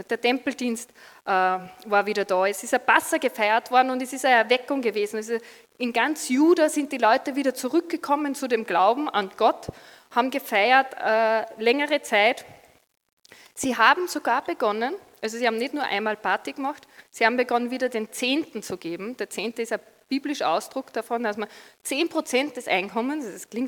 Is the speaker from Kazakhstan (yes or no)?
no; Austria; Und ja, als Österreicher sind wir froh, dass wir einen guten österreichischen Fußballer haben.